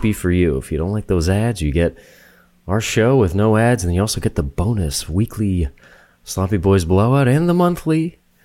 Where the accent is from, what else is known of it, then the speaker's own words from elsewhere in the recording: New Hampshire, United States; moved away; I'm from New Hampshire